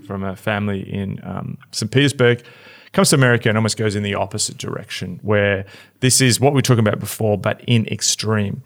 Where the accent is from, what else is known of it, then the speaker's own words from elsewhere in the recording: Australia; moved away; I am totally Australian